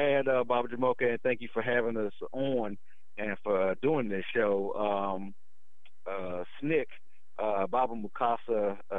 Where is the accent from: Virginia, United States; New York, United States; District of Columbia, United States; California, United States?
District of Columbia, United States; Washington, D.C.; I grew up in the Washington, D.C. area